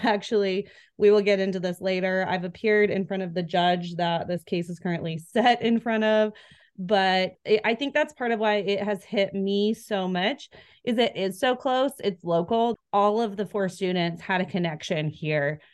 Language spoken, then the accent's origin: English; Spokane, Washington, United States; moved away as an adult; also born or lived in Coeur d'Alene, Idaho; now in Idaho, United States; I grew up in Spokane